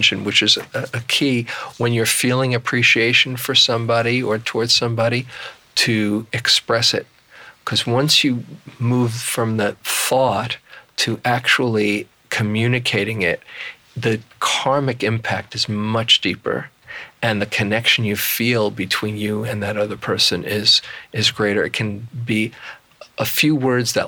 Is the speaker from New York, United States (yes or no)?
yes; New York City, New York, United States; I was from Queens